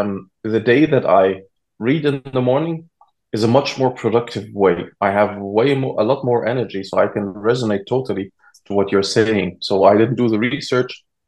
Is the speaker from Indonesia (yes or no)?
no; Egypt; now in Germany; And I'm originally from Egypt, but I grew up between Germany and Egypt. And right now I've been living for 15 years back in Germany again.